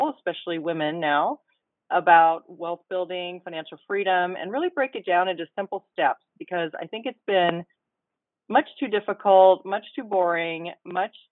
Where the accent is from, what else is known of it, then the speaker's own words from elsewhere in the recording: Mercer Island, Washington, United States; the island where I grew up on Mercer Island near Seattle